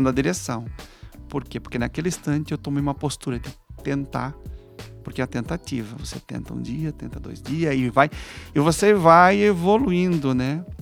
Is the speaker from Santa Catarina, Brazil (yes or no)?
yes; Joinville, Santa Catarina, Brazil; moved away as an adult; now in São José, Brazil; eu sou de Joinville, né? Estou em, em São José há um ano